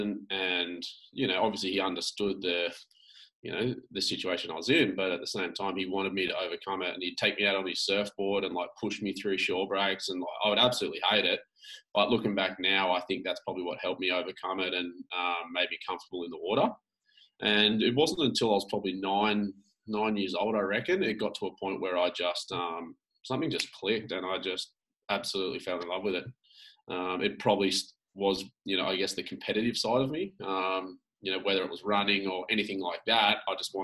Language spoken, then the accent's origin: English; Sydney, New South Wales, Australia; I grew up in Sydney on the Northern Beaches